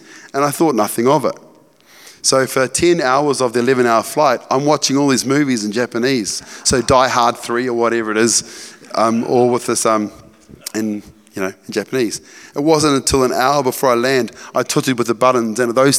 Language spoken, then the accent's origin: English; Cambridge, East of England, United Kingdom; So I grew up in Cambridge, in rural Cambridge on the farm. I was like a country bumpkin, right?